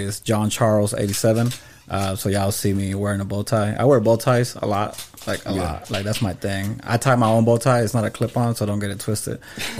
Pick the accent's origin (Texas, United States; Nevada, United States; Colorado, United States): Texas, United States; Dallas; Shout out to Oak Cliff. I'm from Oak Cliff. I live in Holland Hills.